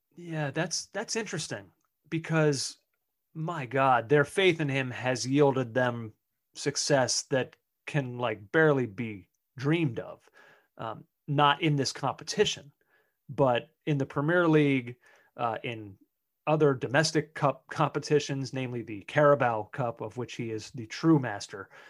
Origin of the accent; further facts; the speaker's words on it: United States; we as American soccer fans